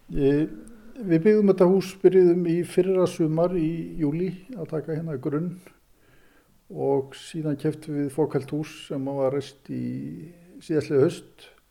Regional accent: Fljótsdalshérað, Eastern Region, Iceland; moved away as an adult; also born or lived in Norway; now in Laugarbakki, Iceland; ég er rafverki og hérna kem austan af Hýraði.

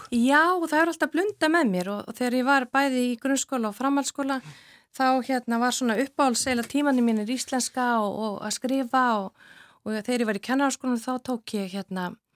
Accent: Akureyri, Northeastern Region, Iceland; also born or lived in Reykjavík; ég er alveg upp á Akureyri, efst á, á brekkunni

